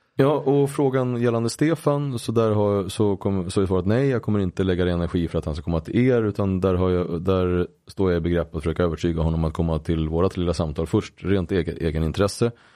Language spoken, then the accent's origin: Swedish; Uppsala, Uppsala County, Sweden; min uppväxt i Gottsunda